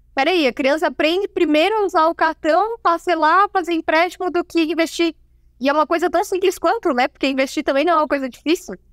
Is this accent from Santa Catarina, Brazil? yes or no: yes; Rio do Sul, Santa Catarina, Brazil; moved away as an adult; now in Itajaí, Brazil; sou natural de Rio do Sul, é, interior de Santa Catarina